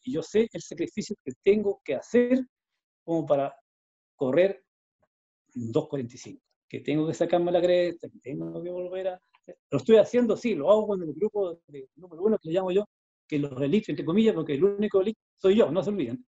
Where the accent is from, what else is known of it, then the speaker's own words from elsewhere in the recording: Chile; lo hice todo en Chile. ¿ya? Lo hice en mi país.